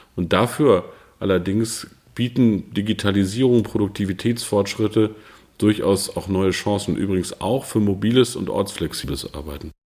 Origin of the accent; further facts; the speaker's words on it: Peine, Lower Saxony, Germany; moved away as an adult; also born or lived in Brandenburg; Ich komme aus der niedersächsischen Stadt Peine